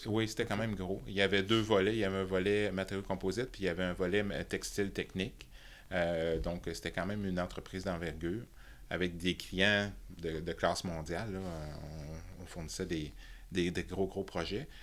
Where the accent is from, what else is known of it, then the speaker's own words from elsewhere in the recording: Thetford Mines, Quebec, Canada; also born or lived in Toronto; Je suis né à Toronto, et, mais ah, j'ai été, élevé à, Tetford Mines de toutes les places